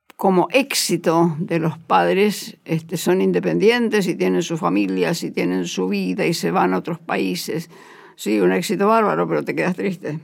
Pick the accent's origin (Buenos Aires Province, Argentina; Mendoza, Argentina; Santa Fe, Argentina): Buenos Aires Province, Argentina; Bolívar; mi familia es una familia católica de Ciudad Chica. Yo nací en Bolívar